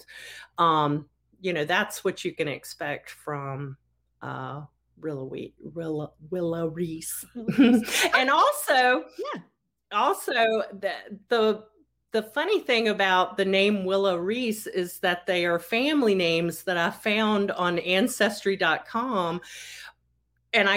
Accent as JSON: {"language": "English", "town": "Roanoke", "region": "Virginia", "country": "United States", "tie": "born or raised there", "said": "my hometown of Roanoke, Virginia"}